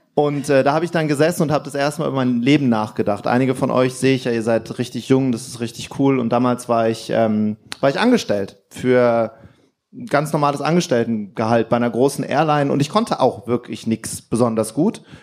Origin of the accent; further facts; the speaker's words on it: Wuppertal, North Rhine-Westphalia, Germany; Das hieß bei uns in Wuppertal, hieß Kaffee wichtig